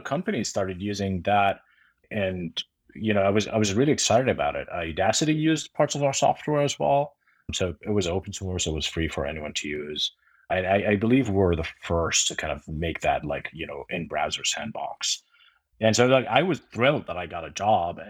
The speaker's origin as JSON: {"language": "English", "country": "Jordan", "tie": "born or raised there", "moved": "yes", "said": "I grew up in Jordan"}